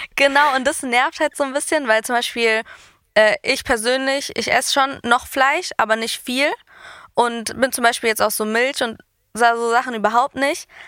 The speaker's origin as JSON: {"language": "German", "country": "Greece", "said": "ich bin Griechin"}